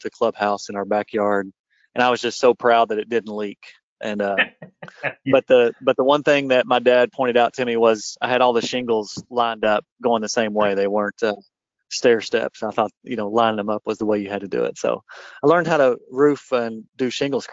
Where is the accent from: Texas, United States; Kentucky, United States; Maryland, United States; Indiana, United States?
Kentucky, United States; Paintsville, Lexington, Eastern; I grew up in Eastern Kentucky in Paintsville until I was in about the fifth grade, and then we moved. So I've been in the Lexington area since I was a freshman in high school.